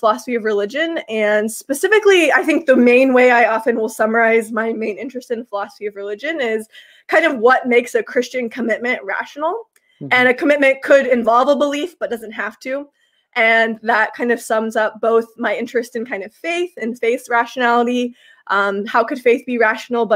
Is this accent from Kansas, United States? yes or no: yes; Kansas, United States; moved away as an adult; now in Toronto, Canada; I'm from Kansas